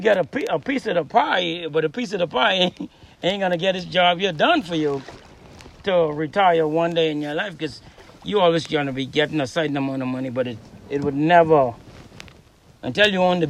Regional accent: McLeanstown, Grand Bahama, Bahamas; In McLeanstown. It's from Eastern Lodge.

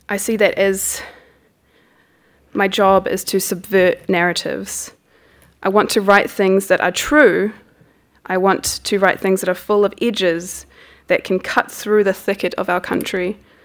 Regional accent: Rotorua, Bay of Plenty, New Zealand; my own hometown, Rotorua, and my experiences of poverty

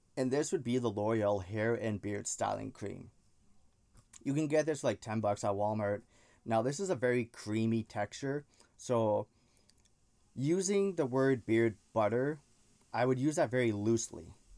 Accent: Canada; I'm Canadian, so that's why I threw the A in there

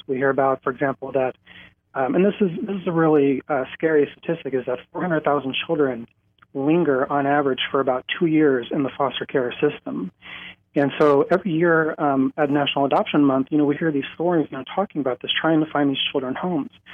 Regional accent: South Dakota, United States; I came back to my home in South Dakota

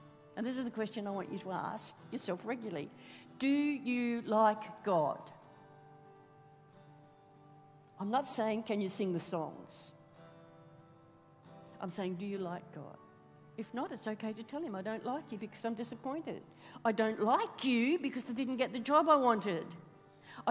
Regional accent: Australia; being Australian

